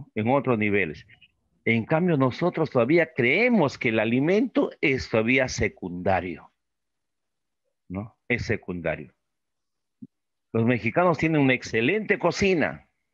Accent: Peru; los peruanos como los ecuatorianos somos nosotros

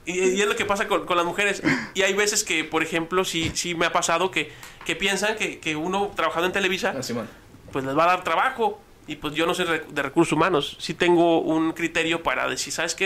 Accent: Ciudad Juárez, Chihuahua, Mexico; soy de la República de las Torres

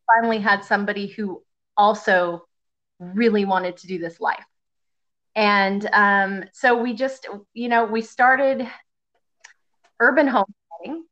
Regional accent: Gulf Coast of Texas, United States; I grew up on the Gulf Coast area of, of Texas

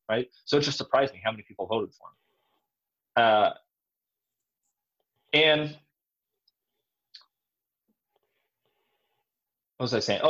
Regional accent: Southern California, United States; moved away; I'm from California. I'm from Southern California

